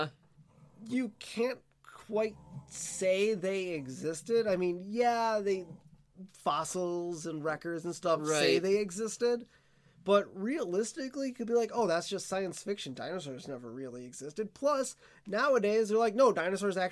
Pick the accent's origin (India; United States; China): United States; Milwaukee, Wisconsin; I grew up in Wisconsin and in Milwaukee